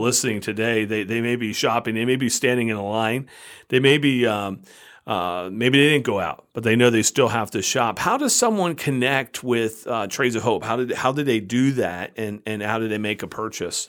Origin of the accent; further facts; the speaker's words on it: United States; also born or lived in Canandaigua, New York; as an American citizen where I live